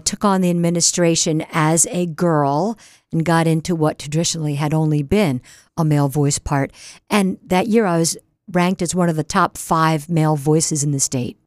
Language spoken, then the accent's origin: English; Newark, Delaware, United States; also born or lived in Wilmington, Delaware / Berkeley, California; Right in Wilmington, Delaware, and I grew up in Newark.